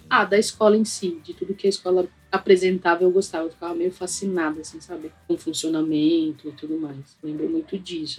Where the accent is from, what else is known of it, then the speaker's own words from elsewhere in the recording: São Paulo, Brazil; Eu cresci no Carrão